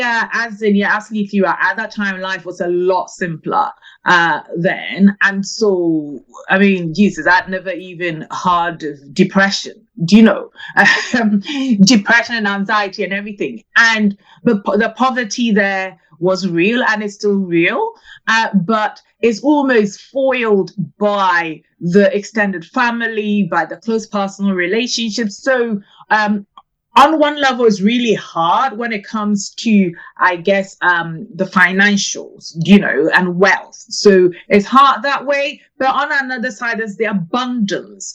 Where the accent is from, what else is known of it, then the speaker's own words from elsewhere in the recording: Ghana; now in London, United Kingdom; I was actually born in Ghana in West Africa